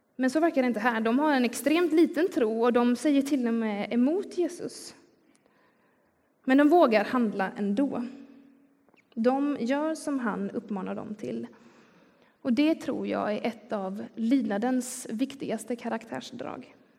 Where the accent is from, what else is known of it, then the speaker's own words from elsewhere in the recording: Skillinge, Skåne, Sweden; accent: Scanian (skånska); now in Gothenburg, Sweden; Jag kommer nämligen från Skillinge som ligger längst ner på Skånes östkust. Så även om jag har bott i Göteborg i, i ganska många år nu så kan den där skånskan eh, titta fram ändå